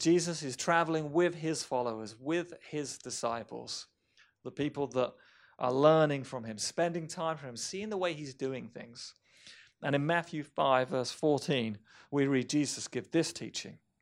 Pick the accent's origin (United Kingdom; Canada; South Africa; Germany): United Kingdom; Romsey, South East England; My hometown of Romsey, England